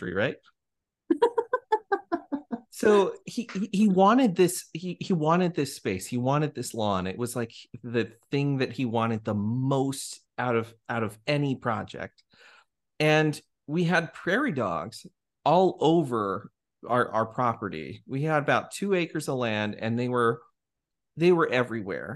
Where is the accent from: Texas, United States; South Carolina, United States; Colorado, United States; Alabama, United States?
Colorado, United States; Pueblo West; now in Arkansas, United States; I have a lot of nostalgia from my own childhood, growing up in Pueblo West, Colorado.